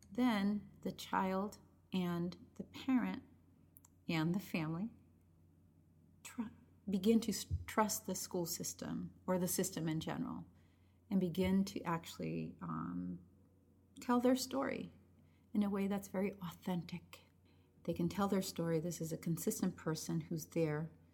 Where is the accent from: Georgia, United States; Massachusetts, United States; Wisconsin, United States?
Massachusetts, United States; Chelsea; first language Spanish; English is a second language; that's where I was born, I was born and raised there